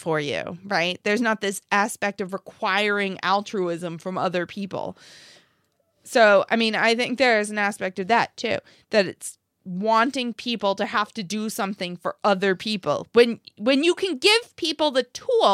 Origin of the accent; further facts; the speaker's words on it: United States; I grew up in the United States